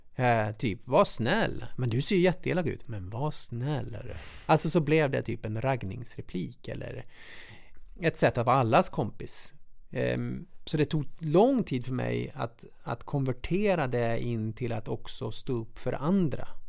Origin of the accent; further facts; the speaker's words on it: Munkfors, Värmland, Sweden; lilla bruksorten Munkfors, där jag kommer ifrån